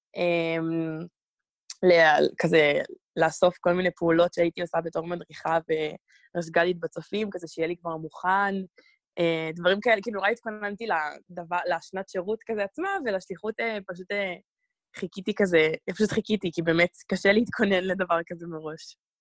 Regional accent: Israel; אני ממש ישראלית, וזה הזהות שלי בעיקר

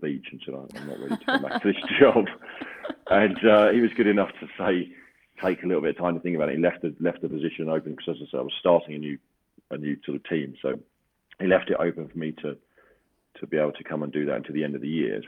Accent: London, United Kingdom; I'm from London and I live in London

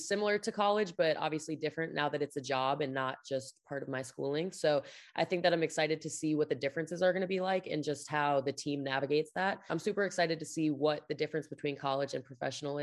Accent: De Pere, Wisconsin, United States; moved away as an adult; also born or lived in Pullman, Washington; now in Kansas City, United States; I grew up in a small town in Wisconsin called De Pere, Wisconsin

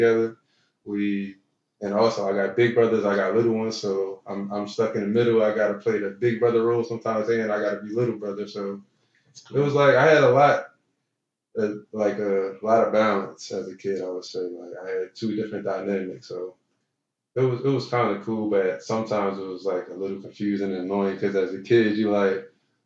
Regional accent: Philadelphia, Pennsylvania, United States; I grew up in South Philly

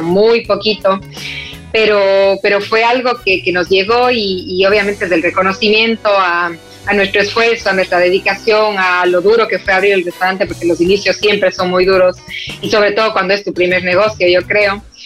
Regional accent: Cuenca, Azuay, Ecuador; moved away as an adult; now in Madrid, Spain; estoy en mi ciudad natal que es en Cuenca, Ecuador

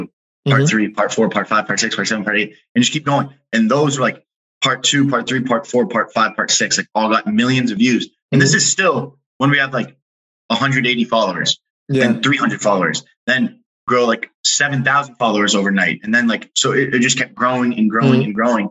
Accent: Massachusetts, United States; also born or lived in Brussels, Belgium; then we came back and grew up East Coast, Massachusetts

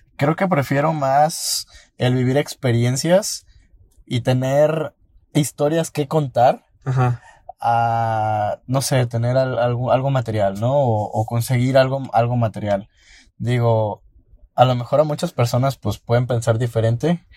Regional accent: Mexico

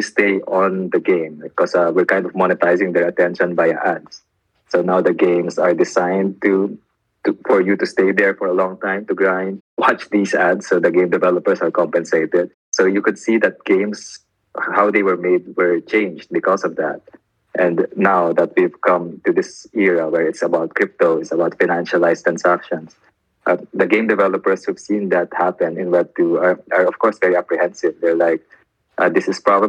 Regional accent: Manila, Metro Manila, Philippines; I come from Manila

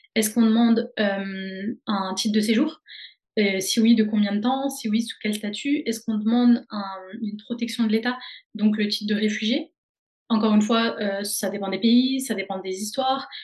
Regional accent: Dijon, Bourgogne-Franche-Comté, France; moved away as an adult; also born or lived in Caen; now in Rennes, France; je viens de Dijon en Bourgogne où j'ai fait toute ma licence de psychologie

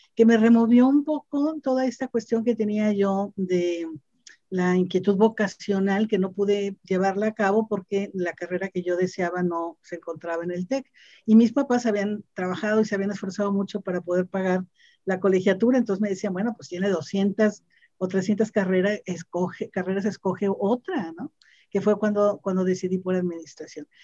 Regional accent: Monterrey, Nuevo León, Mexico; soy una eh, regiomontana, una mujer que nació en, el seno de una familia

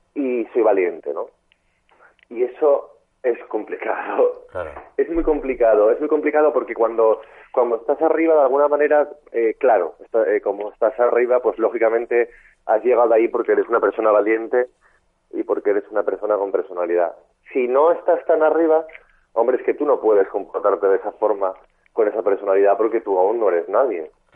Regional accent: Asturias, Spain; moved away as an adult; now in Madrid, Spain; soy un chico de Asturias

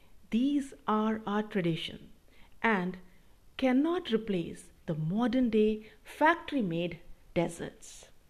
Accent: Karnal, Haryana, India; we, the people of India

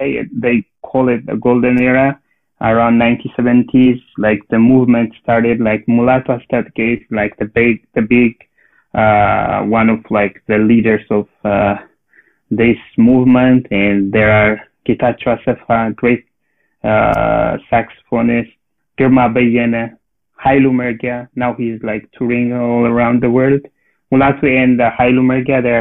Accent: Debre Birhan, Amhara, Ethiopia; moved away as an adult; now in Los Angeles, United States; I born and raised in Ethiopia. I born and raised in Ethiopia. I came from Ethiopia like 10 years ago

